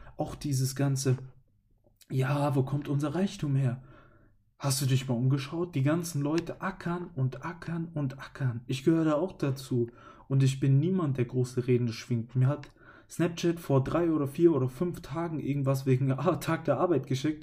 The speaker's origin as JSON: {"language": "German", "country": "Germany", "said": "Ich als Deutscher"}